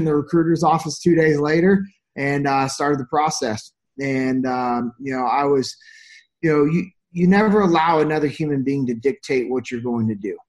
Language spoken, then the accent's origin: English; Sacramento, California, United States; moved away; originally I'm from Sacramento, California.